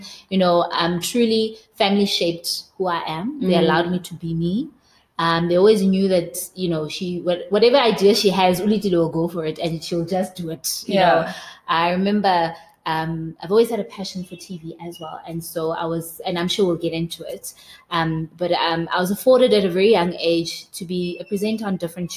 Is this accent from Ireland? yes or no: no; South Africa; also born or lived in Soweto, Gauteng, South Africa; I was brought up in Soweto in a small township called Protea North. That's where I was brought up for about 9 years of my life, and then we moved to Blegari with my parents